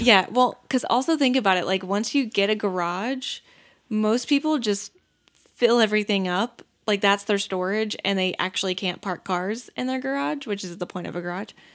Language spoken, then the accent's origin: English; the South, United States; growing up in the South, you'd always have the dad that like sits on the porch with a shotgun